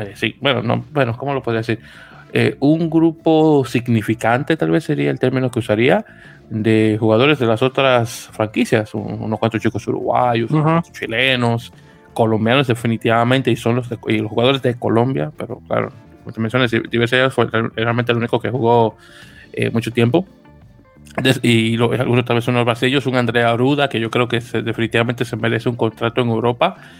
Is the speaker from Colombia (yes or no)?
no; Santo Domingo, Dominican Republic; now in New York, United States